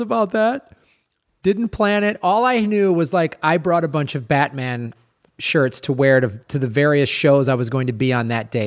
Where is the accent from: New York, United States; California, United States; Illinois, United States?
Illinois, United States; Chicago; I'm from Chicago